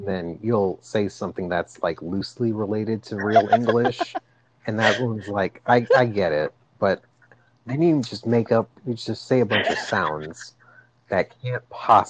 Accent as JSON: {"language": "English", "country": "United States", "said": "I'm American"}